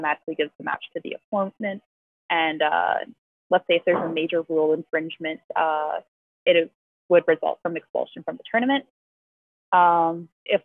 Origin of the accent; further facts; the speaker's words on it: Canada; I'm from Canada